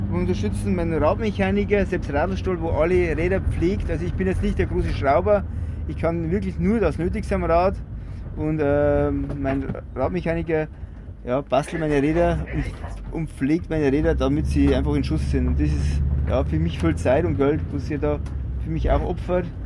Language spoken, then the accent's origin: German; Bavaria, Germany; da musste als Bayer musste eine Bierflasche aufs Trikot rauf und auf die Radhose